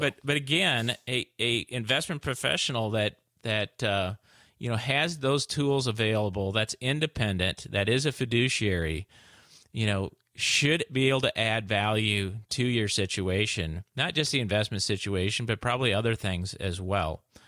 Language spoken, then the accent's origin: English; Midwest, United States; I'm from the Midwest